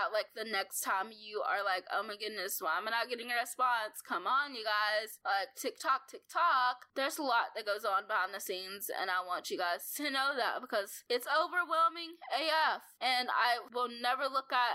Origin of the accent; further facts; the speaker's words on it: Arkansas, United States; It's called The Happy Arkansan, because I'm from Arkansas